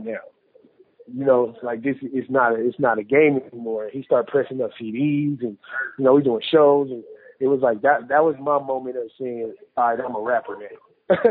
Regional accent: Denver, Colorado, United States; I'm from Denver

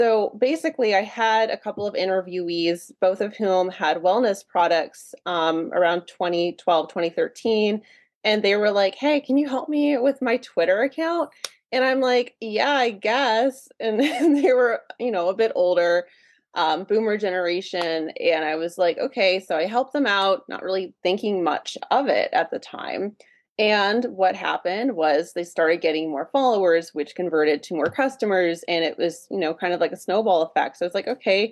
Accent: Hagerstown, Maryland, United States; moved away as an adult; also born or lived in Los Angeles, California; I grew up in a little town called Hagerstown, Maryland, which is in Western Maryland.

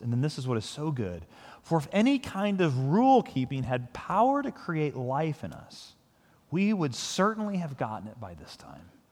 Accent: United States; I'm a Christian who is also an American

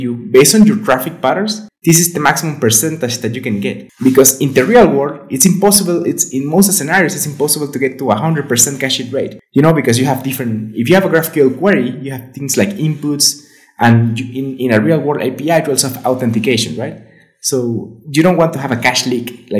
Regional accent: Venezuela; now in Guadalajara, Mexico; I'm from Venezuela, but I'm living in Mexico, in Guadalajara specifically.

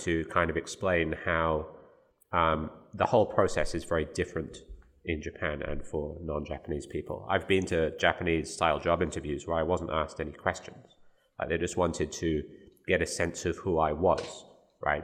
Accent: Birmingham, West Midlands, United Kingdom; moved away; my hometown of Birmingham

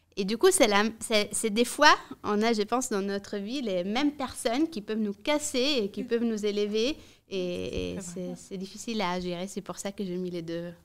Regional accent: Italy; French is a second language; now in Brussels, Belgium; je suis rentrée en Italie. Je suis italienne à la base. Euh, je n'avais jamais travaillé en Italie

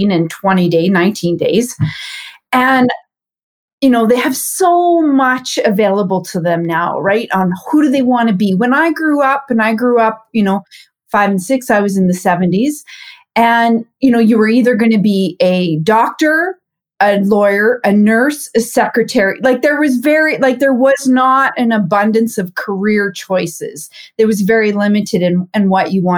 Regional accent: a small town in Saskatchewan, Canada; I'm from Canada, born and raised in a small town in Saskatchewan to entrepreneurial parents

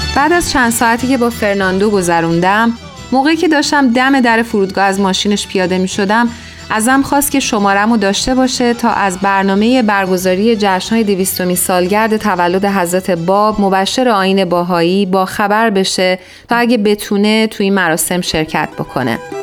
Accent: Iran; now in United States; من در اصل از ایران اومدم و نه از آمریکا

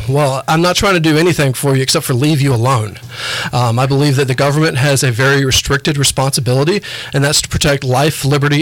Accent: Warner Robins, Georgia, United States; also born or lived in New York; now in Huntsville, United States; I grew up in Warner Robins, Georgia, which is an Air Force town.

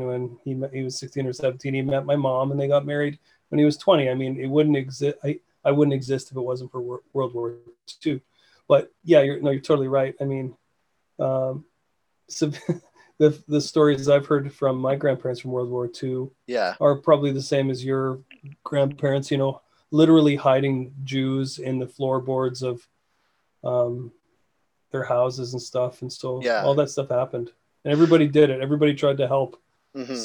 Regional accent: Manitoulin, Ontario, Canada; now in Vancouver, Canada; where I grew up in Ontario, the Manitoulin

